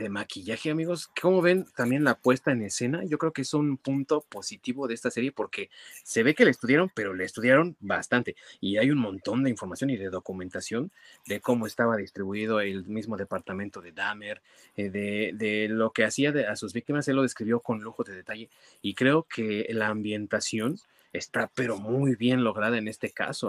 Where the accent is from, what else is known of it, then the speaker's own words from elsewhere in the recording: Mexico; nosotros como mexicanos